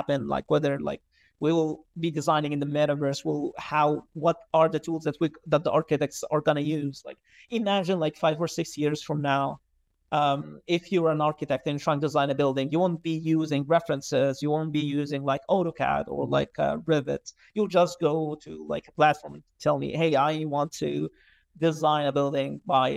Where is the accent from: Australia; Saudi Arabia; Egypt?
Egypt; Alexandria Governorate; I was born and raised in Alexandria. I lived there most of my life.